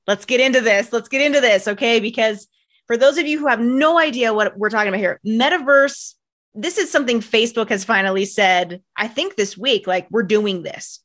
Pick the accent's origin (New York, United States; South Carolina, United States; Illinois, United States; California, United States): California, United States; Bay Area; I grew up in the Bay Area